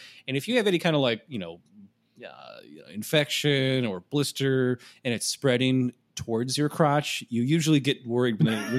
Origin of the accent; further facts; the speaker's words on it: Midwest, United States; especially I know when you get poison ivy a lot growing up in the Midwest, you know what it looks like.